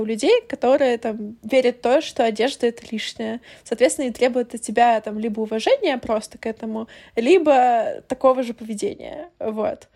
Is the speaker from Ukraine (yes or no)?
yes; Ukraine; moved away; я из Украины